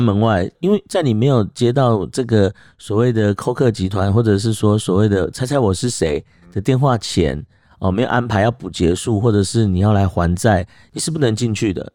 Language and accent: Chinese; Taiwan; accent: Taiwanese; 因为大陆那边跟我们台湾腔调比较像的就厦门地区